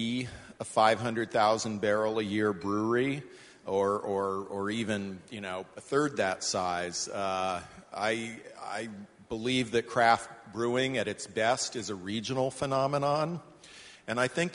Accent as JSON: {"language": "English", "region": "West Coast", "country": "United States", "tie": "born or raised there", "moved": "as an adult", "said": "I grew up on the West Coast. I moved east when I was 19 and never looked back."}